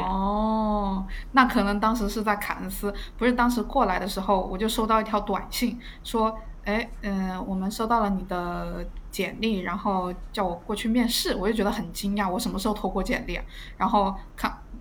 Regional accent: southern China, China; moved away as an adult; now in Australia; 我是南方人，没有见过大海

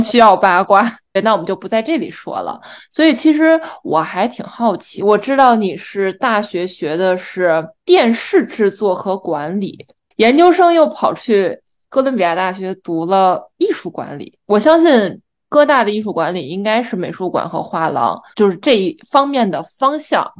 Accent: China; now in New York, United States; 可能身为中国人

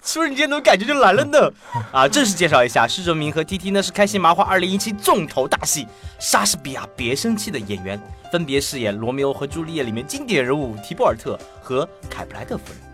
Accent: Chongqing, China; 我是重庆人

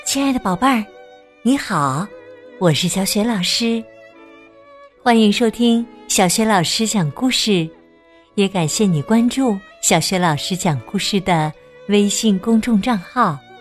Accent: China; 我们中国人被称为“龙的传人”

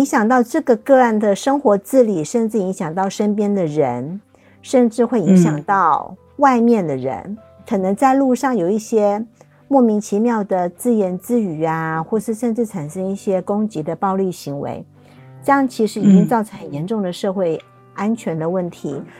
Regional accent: Taiwan; 我是来自台湾的小姐姐

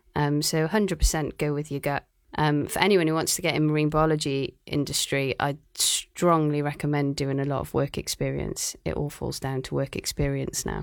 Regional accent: Cardiff, Wales, United Kingdom; moved away as an adult; also born or lived in Aberystwyth, Wales; now in Shanghai, China; I'm from Cardiff in Wales

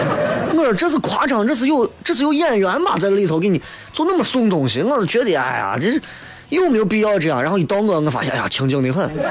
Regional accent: Xi'an, Shaanxi, China; 不就觉得咱西安还是个宝地，秦岭这个天然屏障为西安挡掉不知道多少的狂风侵袭，这是我们西安人的福，我们要珍惜

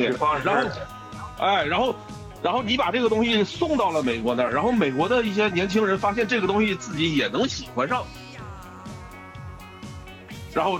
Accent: China; 但他依然有一种所谓叫，你看我们中国人的这个属于叫文化上的一些，你说叫做特点也好，也不不一定是纯粹的缺点啊，

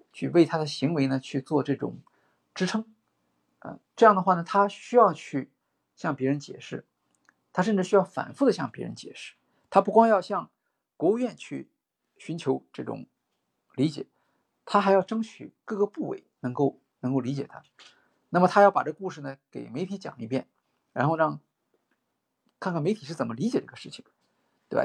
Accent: China; 我们中国人

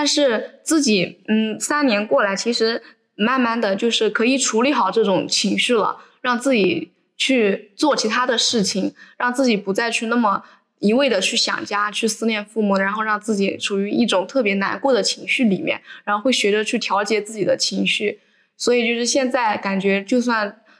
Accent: Hunan, China; 就比如一般就是因为我嗯从湖南过来浙江读书，离家比较远吧

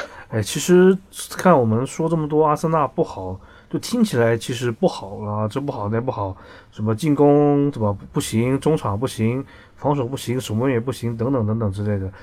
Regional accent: Shenzhen, Guangdong, China; 我在深圳出生长大，对吧？我说我支持深圳队二十多年

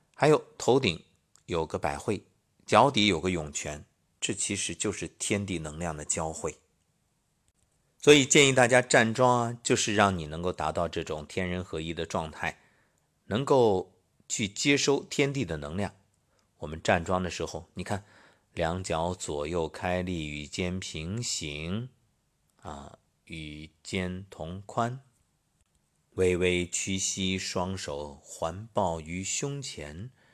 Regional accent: China; 我们中国人

